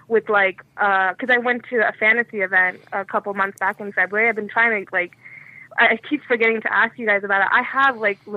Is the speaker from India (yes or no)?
yes; India; I'm Indian, so I don't like to drink out of it.